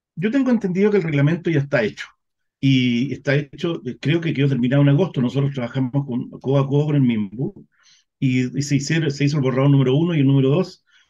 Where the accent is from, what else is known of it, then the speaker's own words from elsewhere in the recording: Chile; estamos en Chile, nosotros sabemos cómo somos los chilenos